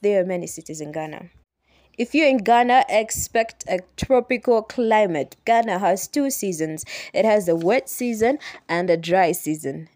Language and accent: English; Uganda; I am from Uganda, that's East Africa